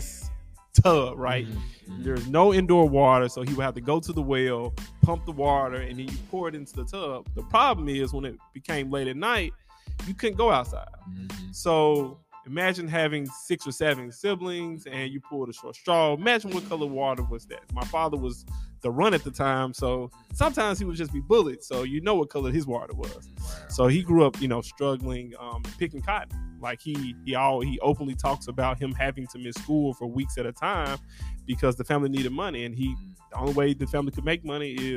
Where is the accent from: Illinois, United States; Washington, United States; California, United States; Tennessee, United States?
Tennessee, United States; Memphis; I grew up in Memphis, in one of the poorest zip codes in the state